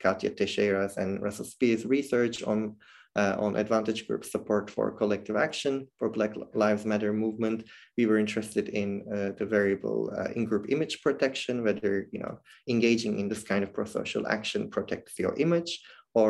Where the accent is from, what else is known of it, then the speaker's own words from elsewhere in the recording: Turkey; now in Netherlands; I come from Turkey originally